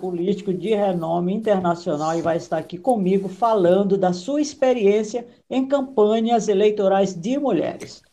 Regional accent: Maranhão, Brazil; moved away; Eu sou do Maranhão, Nordeste

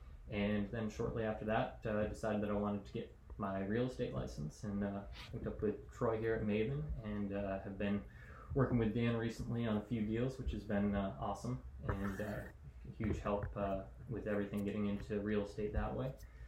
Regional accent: Canada; Yeah, I guess I am Canada. Kind of lost my accent.

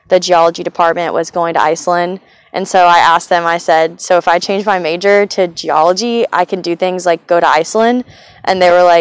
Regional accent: Johnson City, Tennessee, United States; moved away; I'm from Johnson City, Tennessee. I grew up there.

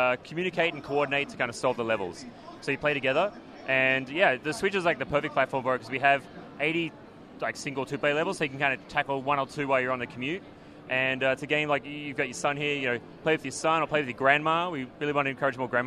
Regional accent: Australia; We're Australian

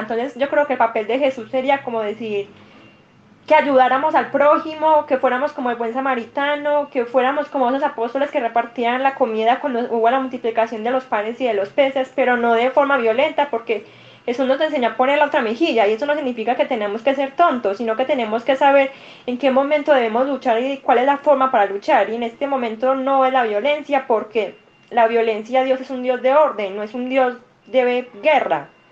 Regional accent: Medellín, Antioquia, Colombia; yo soy paisa, soy de Medellín, Colombia

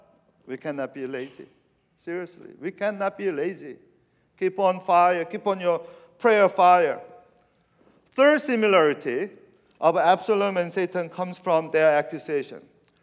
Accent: California, United States; I'm from California, and I like the redwood forest.

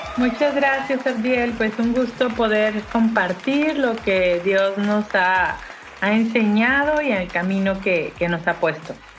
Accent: Mexico

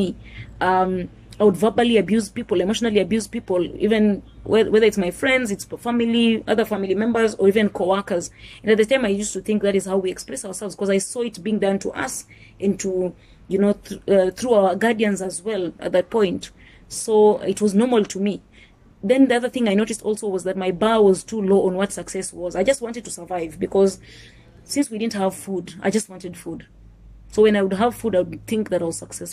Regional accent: Kenya; also born or lived in Nairobi, Kenya; I was born in Nairobi, but I was raised in the village by my grandparents on my mother's side

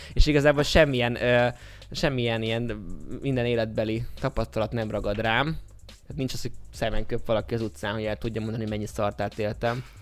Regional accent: Budapest, Hungary; a budai oldalon születtem

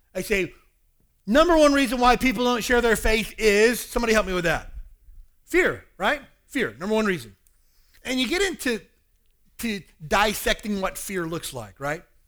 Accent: Kentucky, United States; also born or lived in Hawaii; now in Honolulu, United States; the meth problem in my hometown in Kentucky is ridiculous

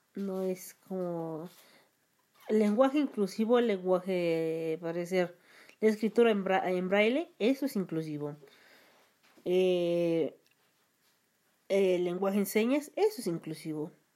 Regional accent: Mexico; soy de México

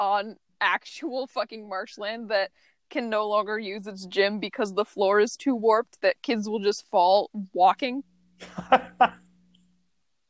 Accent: Midwest, United States; I'm coming from the part of the Midwest that is way too wet. I'm from Swampland, Midwest.

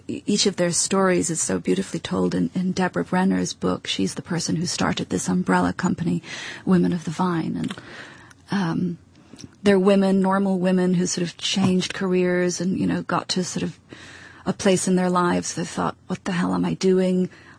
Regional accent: Edinburgh, Scotland, United Kingdom; also born or lived in United States; I'm Scottish. I was brought up in Edinburgh.

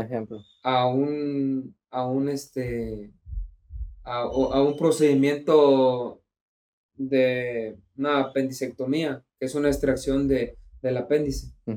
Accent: Mexico; así somos los mexicanos

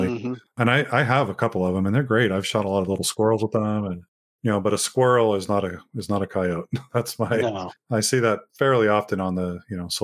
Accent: California, United States; my home state of California

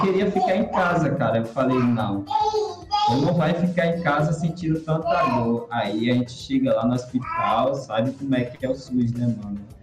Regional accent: Bahia, Brazil; eu sou baiano

